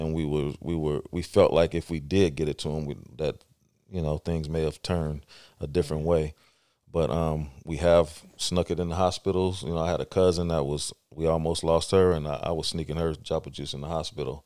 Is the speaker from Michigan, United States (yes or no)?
no; East Palo Alto, California, United States; moved away as an adult; also born or lived in San Mateo; now in Stockton, United States; I grew up in, uh, East Palo Alto and San Mateo.